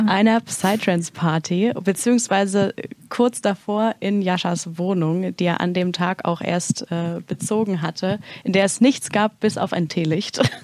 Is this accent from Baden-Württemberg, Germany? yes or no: no; Erfurt, Thuringia, Germany; moved away; ich komme eigentlich aus Erfurt, äh, Thüringen